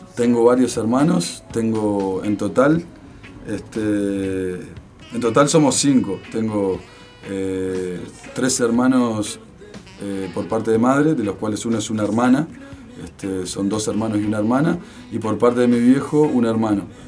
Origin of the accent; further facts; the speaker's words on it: Salto, Uruguay; moved away as an adult; now in Montevideo, Uruguay; nací en Montevideo. Nací en Montevideo, pero cuando tenía un año, un año y pico, eh, mi madre se fue a vivir a Salto. Por lo tanto, me crié, me crié allá